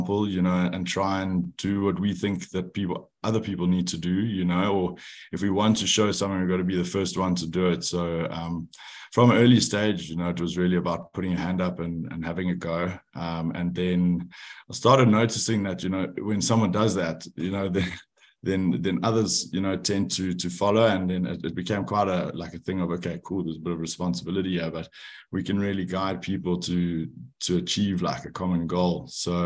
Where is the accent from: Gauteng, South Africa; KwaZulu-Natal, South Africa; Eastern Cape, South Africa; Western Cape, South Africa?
Gauteng, South Africa; Johannesburg; also born or lived in France; I'm from Johannesburg, South Africa, but I moved out of home to pursue rugby when I was 18